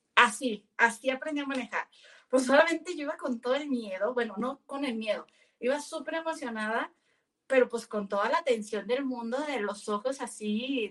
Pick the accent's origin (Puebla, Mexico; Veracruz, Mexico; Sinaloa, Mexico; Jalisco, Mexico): Sinaloa, Mexico; Navolato; moved away as an adult; mi abuelo materno fue uno de los primeros mecánicos de Nabolato, que de donde soy originaria